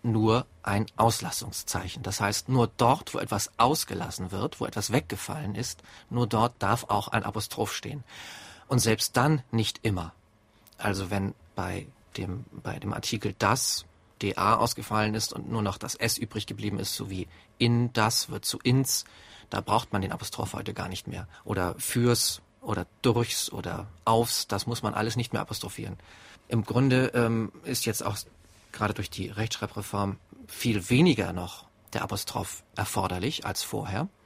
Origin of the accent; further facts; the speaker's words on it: Germany; Bei uns in Deutschland